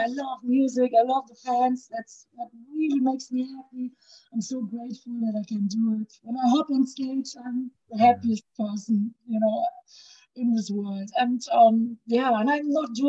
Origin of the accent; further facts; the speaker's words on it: Düsseldorf, North Rhine-Westphalia, Germany; my hometown, Düsseldorf in Germany